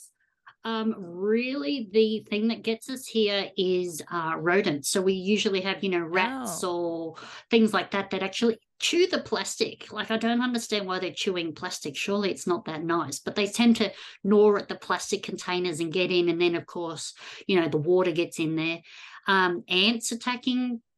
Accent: Australia; growing up in Australia

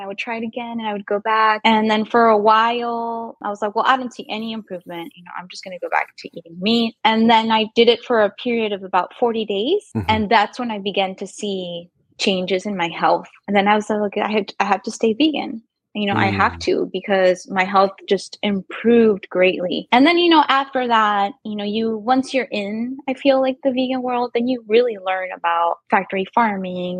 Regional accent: Ciudad Acuña, Coahuila, Mexico; moved away as an adult; also born or lived in New York; now in Del Rio, United States; I am in Del Rio, Texas, which is right on the border with Mexico, where I was born in Acuña, which is right across the border where I am from right now

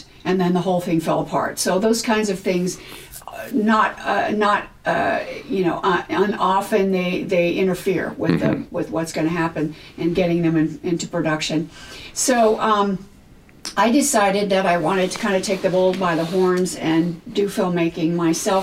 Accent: California, United States; also born or lived in New York; now in Los Angeles, United States; I was born and raised in California.

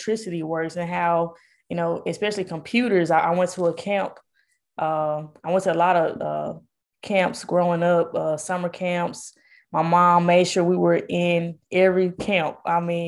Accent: Jackson, Mississippi, United States; also born or lived in Atlanta, Georgia; I'm born and raised in Jackson

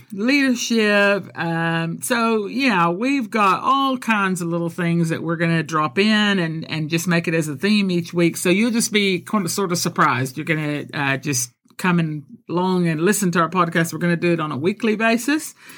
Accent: Colombia; first language Spanish and English; also born or lived in Texas; now in United Kingdom; I'm born in Texas, but I was raised in Colombia, South America

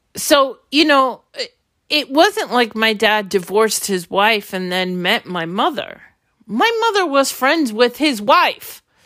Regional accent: New York City, New York, United States; also born or lived in Brooklyn, New York; I was born in Brooklyn, and when I was three months old, there was a decision made to move to Queens

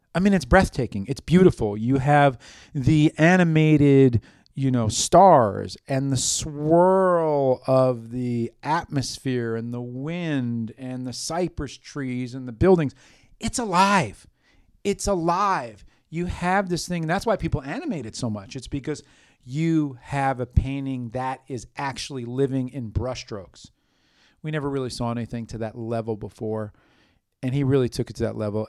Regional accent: New York City, New York, United States; growing up in New York City, in the epicenter of art

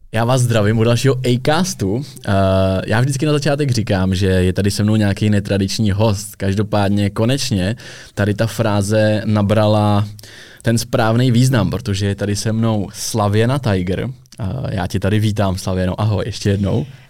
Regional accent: Czechia; jsme jako Češi nebo v Česku

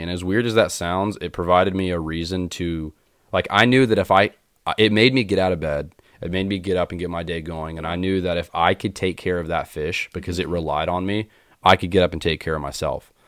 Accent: Winston-Salem, North Carolina, United States; I grew up in Winston Salem, North Carolina

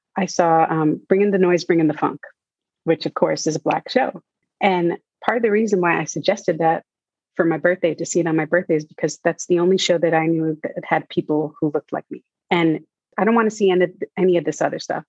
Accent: New York, United States; growing up in New York, you're always surrounded by movie sets

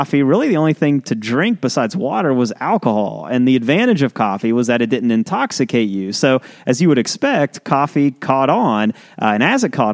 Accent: West Virginia, United States; We're from West Virginia.

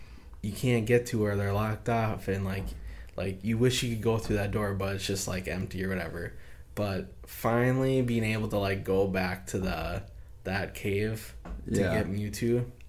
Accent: Minnesota, United States; we're from Minnesota.

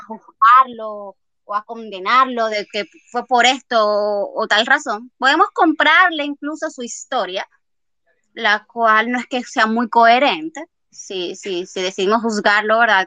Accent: Dominican Republic; para nosotros como dominicanos

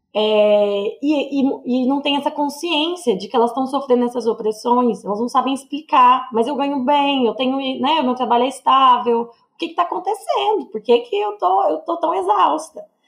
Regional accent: Goiânia, Goiás, Brazil; moved away as an adult; Eu morei a vida inteira em Goiânia, né? Até os meus 20 quatro anos

